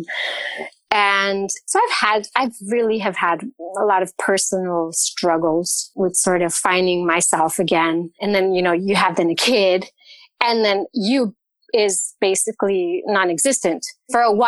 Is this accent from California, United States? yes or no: yes; California, United States; moved away as an adult; now in Cologne, Germany; I left California. We're originally from California.